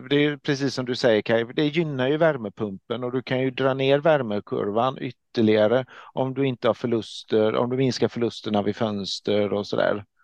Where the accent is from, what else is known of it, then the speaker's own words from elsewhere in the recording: Småland, Sweden; tänka på att jag är smålänning